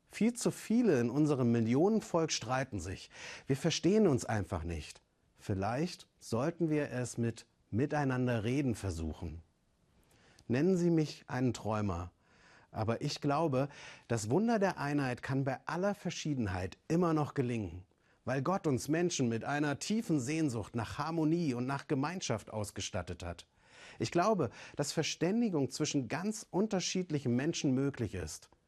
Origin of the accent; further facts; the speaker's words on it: East Germany, Germany; Sie kommt aus dem Westen und ich, ich bin aus dem Osten. Wenn es die Wiedervereinigung nicht gegeben hätte, würden wir beide uns nicht kennen.